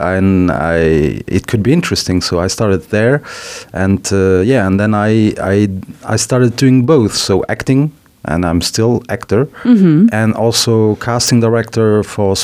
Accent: Luxembourg; also born or lived in Paris, France; I'm Portuguese, but I was born in Luxembourg, so 41 years ago. My parents are both Portuguese. They worked here. They still live here. My father went back to Portugal.

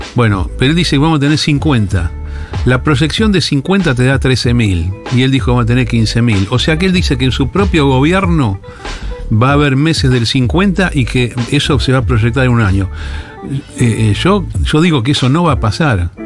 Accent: Argentina; vengo de Argentina

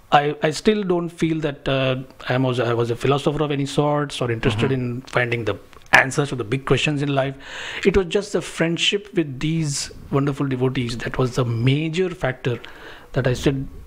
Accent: Mumbai, Maharashtra, India; So Mumbai is one of the major cities of India. I was born and brought up in Mumbai.

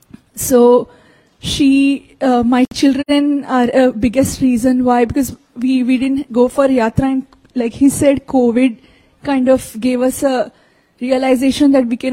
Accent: Atlanta, Georgia, United States; I'm from the Atlanta area

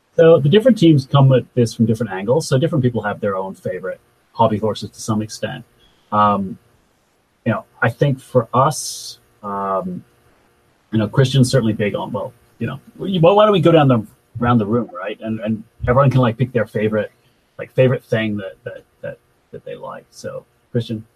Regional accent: Adelaide, South Australia, Australia; was in Adelaide, Australia, so uh, which is my hometown

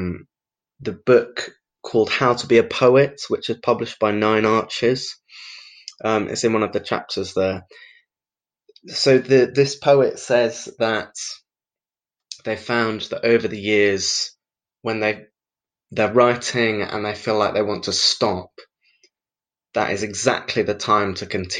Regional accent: Brighton, South East England, United Kingdom; I'm a poet from Brighton

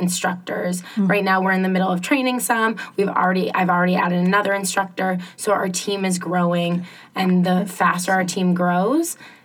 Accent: Concord, New Hampshire, United States; also born or lived in Ohio / Boston; I grew up in Concord

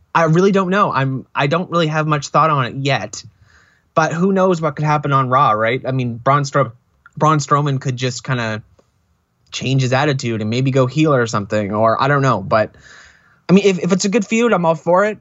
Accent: Canada; As a Canadian

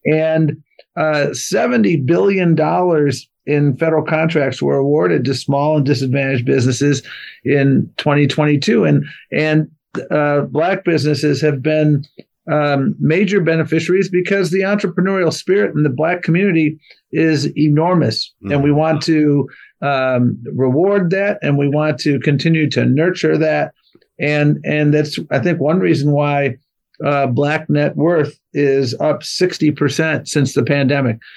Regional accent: Buffalo, New York, United States; I grew up in Buffalo, New York

